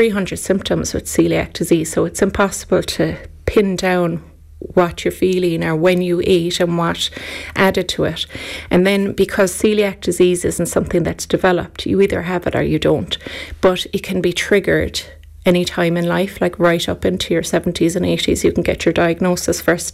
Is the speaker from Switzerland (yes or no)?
no; Ireland; as Irish, we're very lucky. We came from a generation where food was made at home